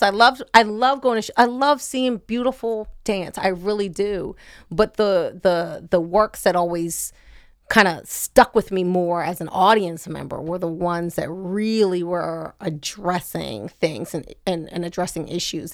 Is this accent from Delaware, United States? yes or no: yes; Wilmington, Delaware, United States; I am Wilmington native in that that's what the address said, but, um, my mother lived and still lives at Falcon Neyman's Road. So I'm definitely like a suburban kid